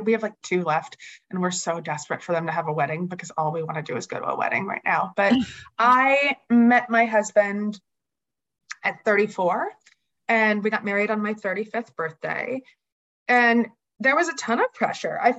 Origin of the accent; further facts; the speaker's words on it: Bucks County, Philadelphia suburbs, Pennsylvania, United States; I grew up in the Philly suburbs in Bucks County.